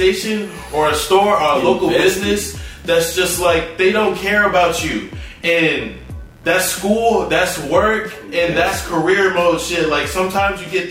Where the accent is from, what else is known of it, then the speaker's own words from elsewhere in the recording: Corpus Christi, Texas, United States; now in Houston, United States; I come from Corpus, and the roads out there are atrocious